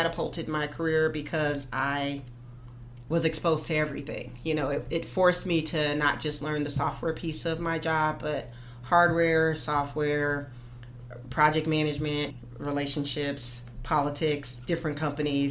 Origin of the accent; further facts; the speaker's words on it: Silver City, New Mexico, United States; moved away; I grew up in New Mexico.